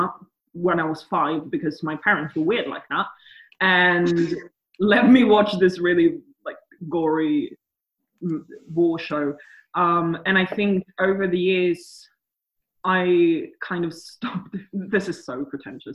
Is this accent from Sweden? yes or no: yes; Sweden; I'm from Sweden